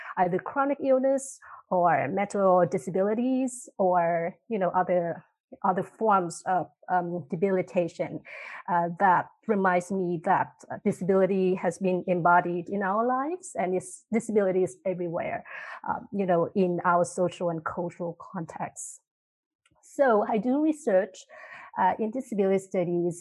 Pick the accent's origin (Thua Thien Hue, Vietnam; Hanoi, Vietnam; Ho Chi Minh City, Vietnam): Thua Thien Hue, Vietnam; Hue; now in Canada; I come from a place from the Global South. It's called Hue City.